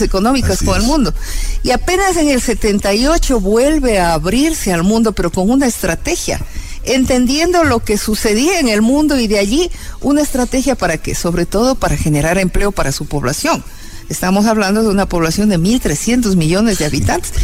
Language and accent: Spanish; El Quinche, Pichincha, Ecuador; also born or lived in Pifo / Pintag; nos fuimos a vivir en el quinche y en el quinche yo estuve de primero a quinto grado